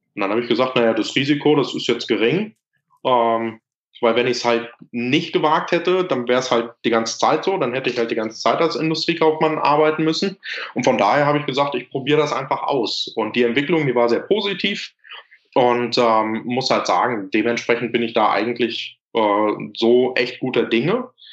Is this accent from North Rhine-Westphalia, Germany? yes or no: yes; Lüdenscheid, North Rhine-Westphalia, Germany; Ich hier in Lüdenscheid, wo ich herkomme